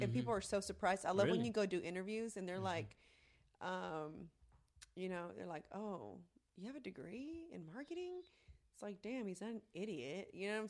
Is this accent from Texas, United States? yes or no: yes; Texas, United States; accent: heavy Texas; first language Spanish; English is a second language; you have a very heavy Texas accent.